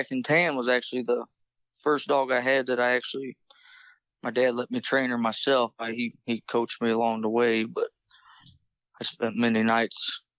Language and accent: English; La Crosse, Indiana, United States; I'm from La Crosse, Indiana.